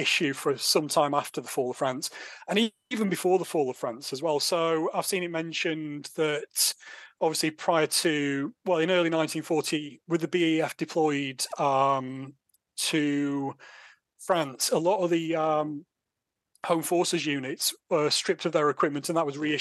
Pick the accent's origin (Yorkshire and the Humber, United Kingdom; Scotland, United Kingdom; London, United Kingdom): Yorkshire and the Humber, United Kingdom; now in Norfolk, United Kingdom; as you can tell from my accent, I'm not from Norfolk originally. I lived in the in South Yorkshire